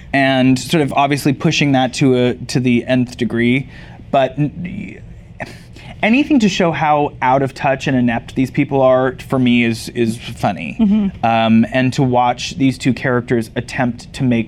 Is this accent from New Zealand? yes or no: no; Canada; I grew up in Canada